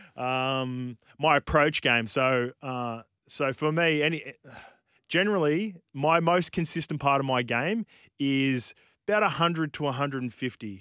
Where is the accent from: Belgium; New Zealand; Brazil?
New Zealand; as a Kiwi